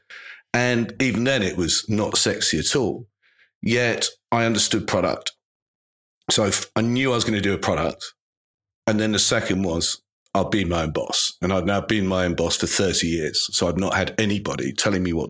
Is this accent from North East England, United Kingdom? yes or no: no; Lowestoft, East of England, United Kingdom; I was born in Lowestoft in Suffolk